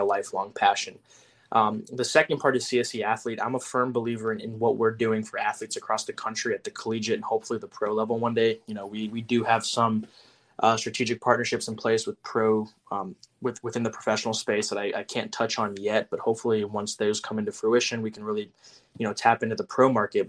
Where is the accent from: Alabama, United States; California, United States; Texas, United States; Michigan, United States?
Texas, United States; Houston; I'd go to um, Astros games all the times because I'm from Houston